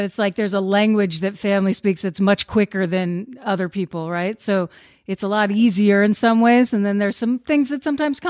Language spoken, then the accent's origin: English; Florida, United States; I grew up in Florida.